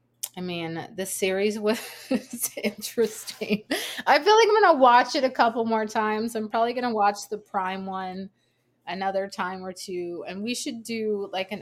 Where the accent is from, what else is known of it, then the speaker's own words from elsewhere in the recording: South Louisiana, United States; I grew up in South Louisiana